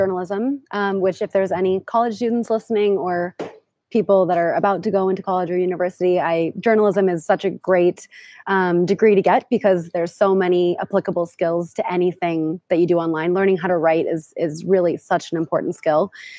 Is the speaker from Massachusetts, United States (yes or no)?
yes; Boston, Massachusetts, United States; moved away as an adult; also born or lived in New York City / Thailand / Lisbon, Portugal; I'm originally from Boston. I lived in New York City for several years after I graduated from university